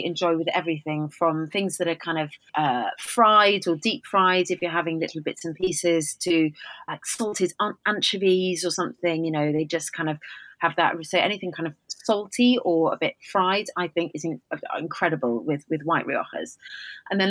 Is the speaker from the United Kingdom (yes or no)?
yes; Wales, United Kingdom; I'm Welsh.